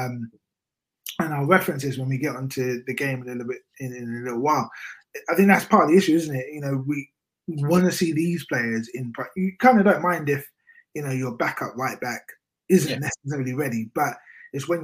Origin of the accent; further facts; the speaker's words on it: United Kingdom; now in London, United Kingdom; we are from Britain, even though it's actually raining right now in London, well, the part of London that I'm